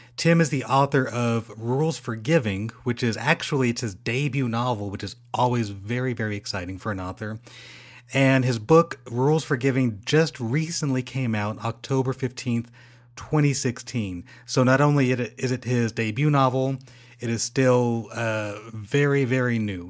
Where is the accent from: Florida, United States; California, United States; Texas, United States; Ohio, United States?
California, United States; Rancho Cucamonga; we're from the same hometown. We're from Rancho Cucamonga, which is in the Inland Empire